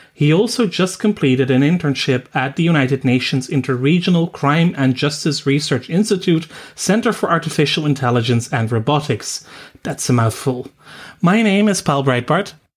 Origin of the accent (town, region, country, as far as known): Netherlands